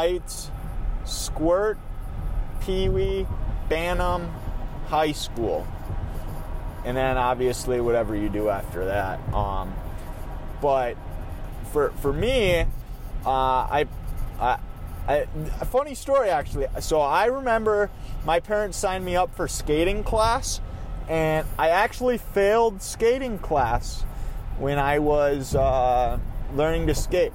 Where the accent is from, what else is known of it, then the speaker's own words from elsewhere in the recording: Minnesota, United States; I am from Minnesota, and it's the state of hockey